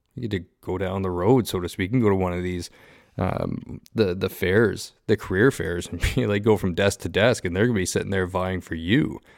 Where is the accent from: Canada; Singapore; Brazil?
Canada; Southern Ontario; moved away; me growing up in Southern Ontario